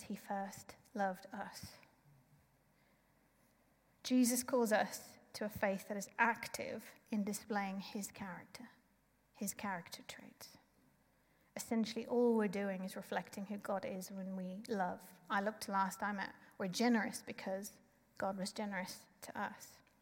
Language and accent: English; South Africa; being South African